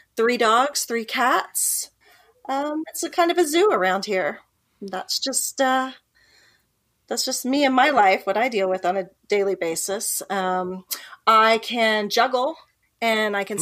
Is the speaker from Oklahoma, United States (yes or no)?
yes; Ponca City, Oklahoma, United States; also born or lived in Silicon Valley, California; I'm from Oklahoma, born and raised, but I did spend three years in the Silicon Valley